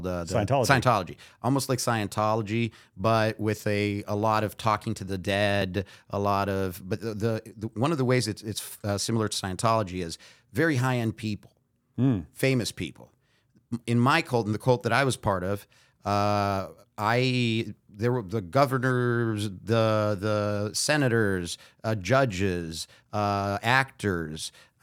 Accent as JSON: {"language": "English", "country": "Brazil", "tie": "born or raised there", "also_born_or_lived": "United States", "said": "I was born in Brazil. My dad went to UCLA. So at one, we moved over here. And after he finished his master's degree, we went back to Brazil."}